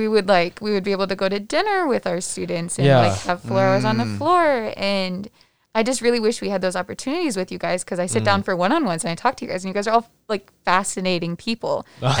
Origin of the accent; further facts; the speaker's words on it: Omaha, Nebraska, United States; my parents, they met here. I grew up in Omaha